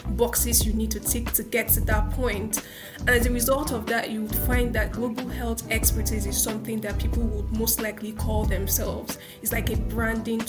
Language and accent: English; Nigeria; I'm a Nigerian, I come from Nigeria